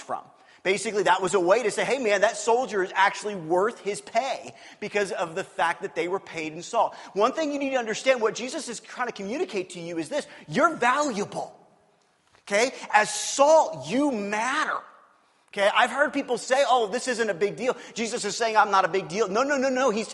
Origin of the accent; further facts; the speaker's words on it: Kansas City, Missouri, United States; I grew up in Kansas City. I grew up on the Missouri side of Kansas City.